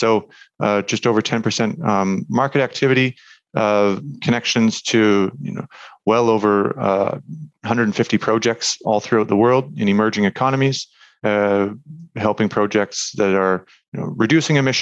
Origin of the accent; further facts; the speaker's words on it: Canada; moved away as an adult; also born or lived in Munich, Germany; now in Germany; I'm Canadian, actually, in Germany right now.